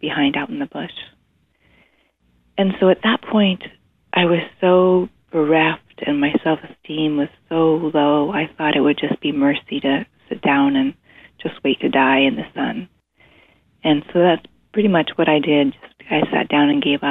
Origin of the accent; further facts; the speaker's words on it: East Coast, United States; also born or lived in Zimbabwe; I was growing up on the East Coast